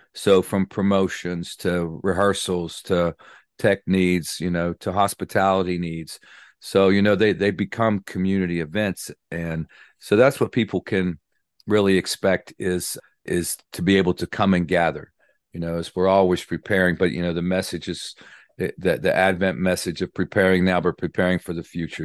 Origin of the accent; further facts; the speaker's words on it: Clarksburg, West Virginia, United States; I'm from West Virginia, born and raised in, uh, Clarksburg, West Virginia